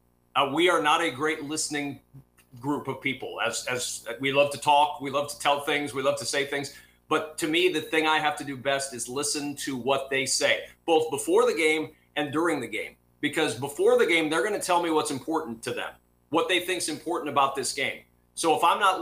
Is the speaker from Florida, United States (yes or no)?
no; Nebraska, United States; I'm a kid from Nebraska who grew up watching games on television